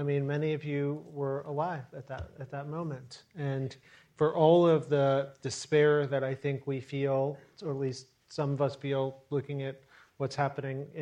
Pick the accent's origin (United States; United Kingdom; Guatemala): United States; Chicago, Illinois; I'm not a New Yorker. I'm a Chicago guy. And I was born in Chicago